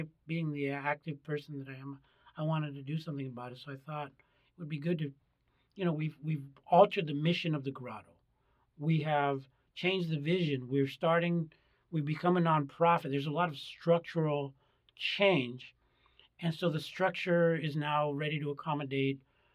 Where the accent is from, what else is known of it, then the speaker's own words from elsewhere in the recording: United States; I was born in the United States